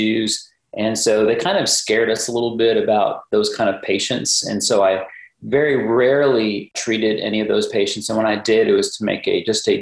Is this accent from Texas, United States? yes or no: yes; Dallas, Texas, United States; also born or lived in Rapid City, South Dakota; I grew up in the Dallas area